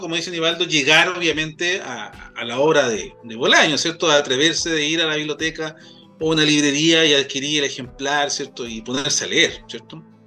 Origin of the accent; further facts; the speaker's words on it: Quilpué, Valparaíso, Chile; yo soy de, de Quilpué, nacido y, y criado como siempre digo, de, esa zona de la quinta región